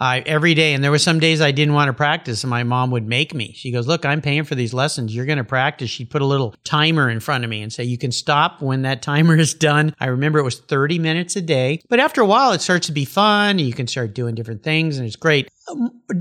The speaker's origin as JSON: {"language": "English", "region": "Southern California", "country": "United States", "tie": "born or raised there", "said": "I grew up in Southern California and I was a surfer"}